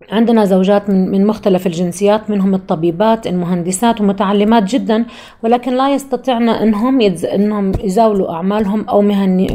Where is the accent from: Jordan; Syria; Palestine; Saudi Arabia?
Jordan; ما بعتبر نفسي غير اني انا اردنيه فقط انا بس اردنيه